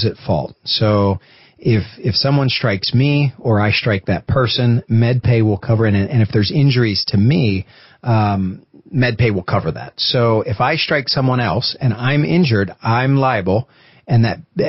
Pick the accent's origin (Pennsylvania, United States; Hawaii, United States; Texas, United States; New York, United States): Pennsylvania, United States; moved away; I'm from Pennsylvania.